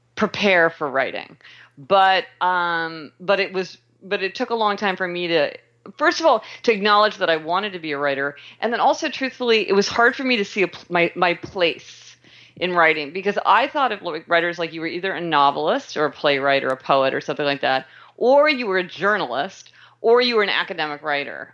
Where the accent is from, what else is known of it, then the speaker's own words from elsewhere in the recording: Kansas City, Missouri, United States; I was born in Kansas City, Missouri